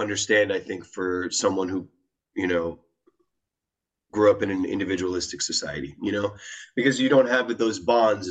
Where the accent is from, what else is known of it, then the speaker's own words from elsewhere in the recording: United States; I'm American, so I grew up in what I would consider to be an individualistic society